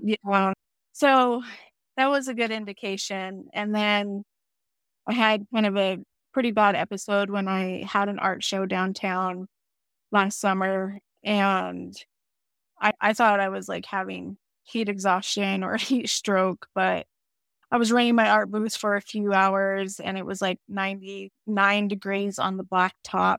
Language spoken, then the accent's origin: English; Wyoming, United States; I live in Wyoming, and I've lived in Wyoming all my life